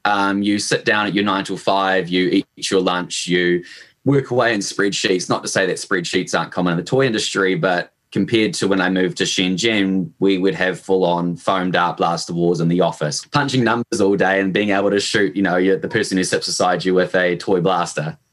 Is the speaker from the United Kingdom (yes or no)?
no; Hamilton, Waikato, New Zealand; as you probably picked up from my accent, uh, I am born and raised in New Zealand. Um, I did all my schooling and my university here. I'm initially from sort of Hamilton, which is in the central North Island